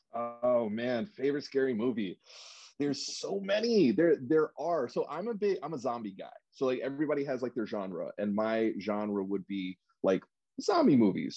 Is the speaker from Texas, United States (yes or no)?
no; New York City, New York, United States; now in Los Angeles, United States; I'm originally actually from New York. I was uh, born in Brooklyn, but I've been out here in California for 30 years